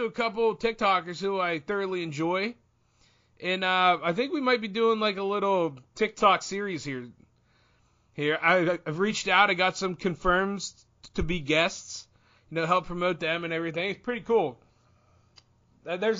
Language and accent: English; Central Pennsylvania, United States; I'm a nobody from Central PA